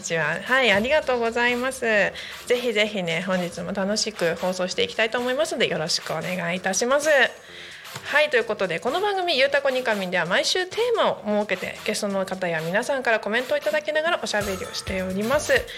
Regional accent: Narita, Chiba, Japan; 私の地元の成田市というところ

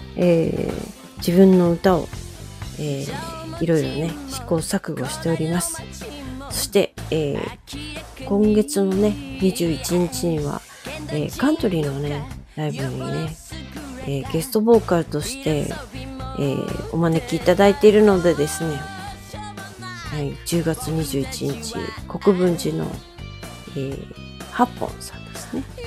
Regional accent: Okayama, Japan; moved away; 私実家に帰ってきたんですよ実家は岡山なんですけれども

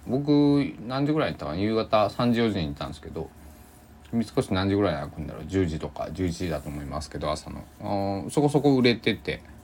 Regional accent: Kochi, Japan; accent: Tosa dialect; now in Takamatsu, Japan; 生まれ育った高知県の太平洋と

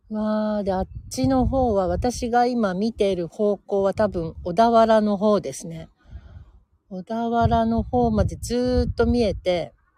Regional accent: Senzoku-ike or Nagahara, Tokyo, Japan; 東急池上線の、えー、千属池もしくは長原というところで生まれ育っているんですけど、そこもね、ほんとのどかで、あの、都内とは思えないほどのんびりしたいいとこ

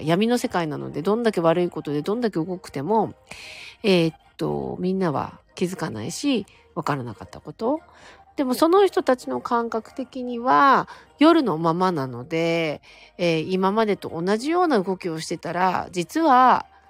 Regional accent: Sapporo, Hokkaido, Japan; moved away; 札幌はですね、私札幌なんですけど

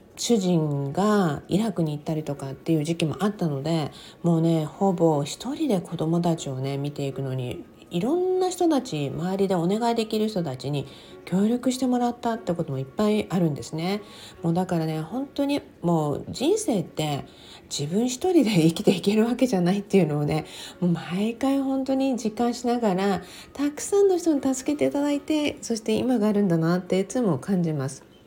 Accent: Okinawa, Japan; moved away as an adult; now in California, United States; ずーっと沖縄生まれ沖縄育ちだったので

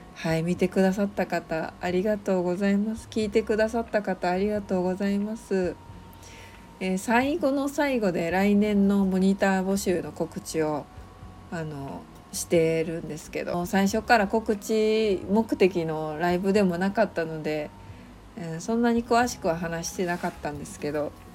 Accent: Kansai, Japan; accent: Kansai-ben; 関西弁ツッコミ入ります

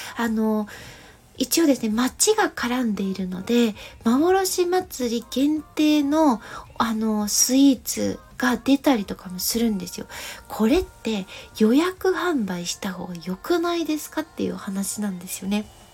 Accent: Gifu, Japan; 私の地元岐阜県の、えー、岐阜市に柳ヶ瀬という大き

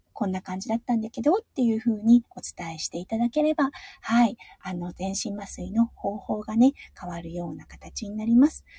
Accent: Tohoku, Iwate, Japan; moved away; 東北の岩手のあの、出身なんですが

